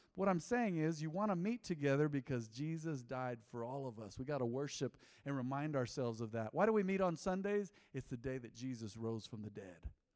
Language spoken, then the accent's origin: English; United States; I was born American, born and bred. I'm American, I'm real American.